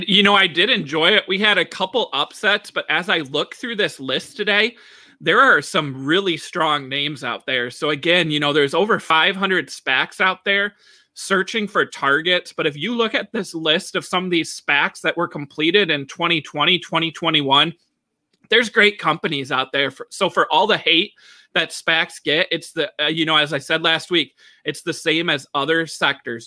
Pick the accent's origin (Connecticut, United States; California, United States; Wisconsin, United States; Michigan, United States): Michigan, United States; my home state here